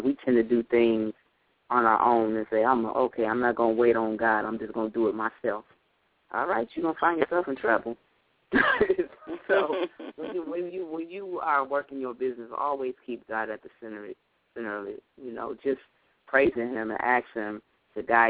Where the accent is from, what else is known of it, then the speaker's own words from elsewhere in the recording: Lansing, Michigan, United States; I'm from Lansing, Michigan. I stay in Michigan